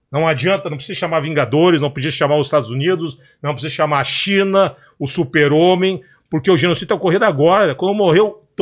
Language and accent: Portuguese; Palestine; Da mesma forma que eu, como palestino, responsabilizo a liderança do Hamas em Gaza